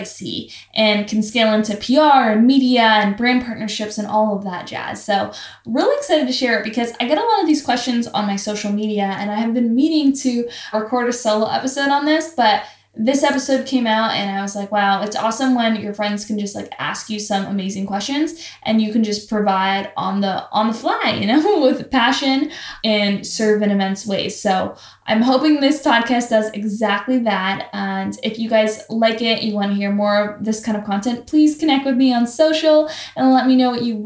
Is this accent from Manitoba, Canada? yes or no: no; Toronto, Ontario, Canada; moved away as an adult; now in Los Angeles, United States; I'm from Toronto, Ontario, Canada